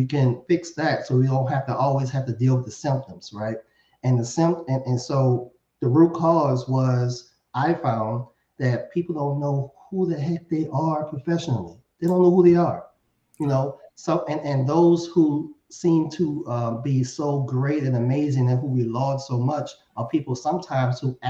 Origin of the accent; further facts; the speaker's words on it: New Orleans, Louisiana, United States; I'm born and raised in New Orleans